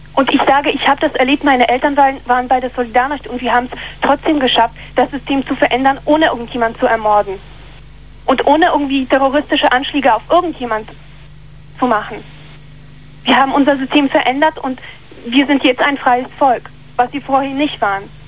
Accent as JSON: {"language": "German", "country": "Poland", "moved": "yes", "said": "ich bin aus Polen"}